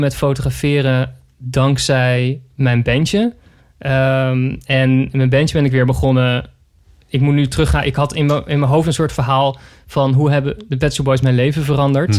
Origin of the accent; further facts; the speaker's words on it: Zoetermeer, South Holland, Netherlands; toen ging ik naar de Van Leest in Zoetermeer, waar ik ben opgegroeid als Sweet Lake City Boy